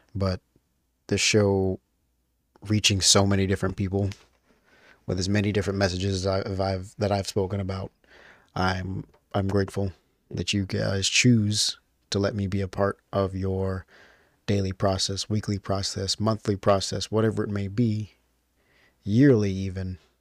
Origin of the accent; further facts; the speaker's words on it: United States; as an American